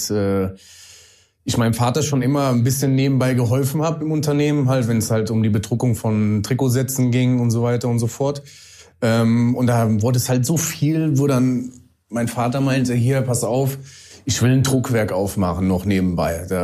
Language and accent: German; Vallendar, Rhineland-Palatinate, Germany; Äh, aus Fallender, geboren in Bendorf, aber nie aus Fallender rausgekommen. Immer schön äh, dort geblieben.